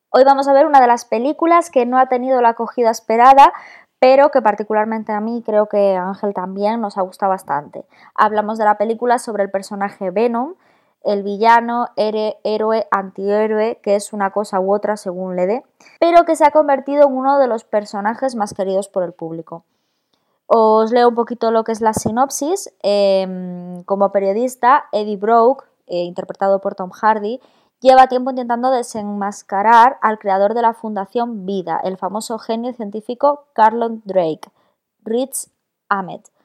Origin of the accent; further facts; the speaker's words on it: Galicia, Spain; moved away; somos cuatro gallegos